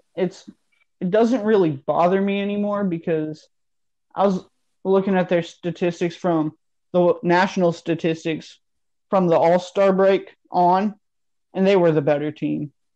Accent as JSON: {"language": "English", "town": "Houston", "region": "Texas", "country": "United States", "said": "I'm from Houston, Texas"}